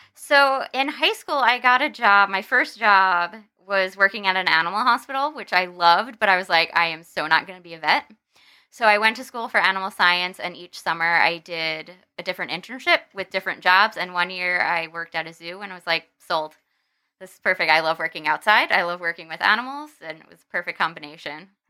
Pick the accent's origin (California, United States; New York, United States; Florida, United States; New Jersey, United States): New Jersey, United States; moved away as an adult; New Jersey, which is where I'm from